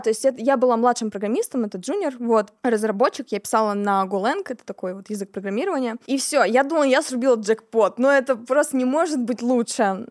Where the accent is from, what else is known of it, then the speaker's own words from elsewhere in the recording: Kemerovo, Kemerovo Oblast, Russia; moved away as an adult; also born or lived in Tomsk; now in Moscow, Russia; Я из города Кемерово. Это такой небольшой относительно городок в Сибири. Родилась я там, жила я там до 17 лет